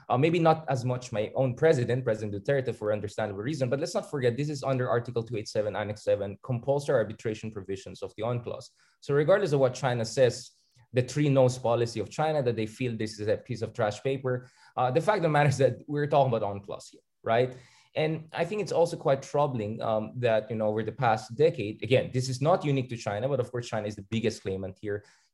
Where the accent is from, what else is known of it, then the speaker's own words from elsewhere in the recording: Philippines; as a Filipino and Southeast Asianist